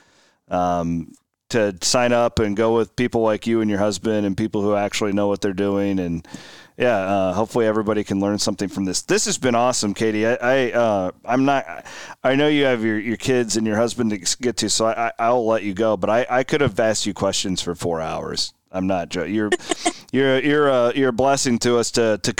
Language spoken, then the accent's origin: English; near Villisca, Iowa, United States; Growing up near Villisca